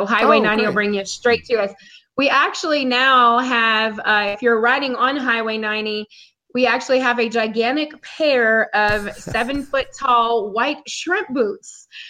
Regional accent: South Louisiana, United States; Born and raised in South Louisiana.

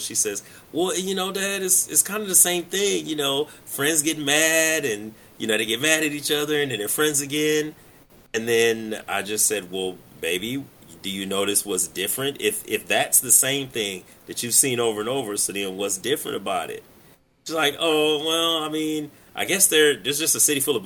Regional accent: Flint, Michigan, United States; I lived in Flint all my life.

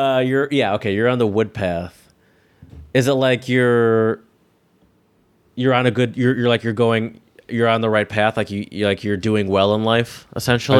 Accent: United States; me as the American

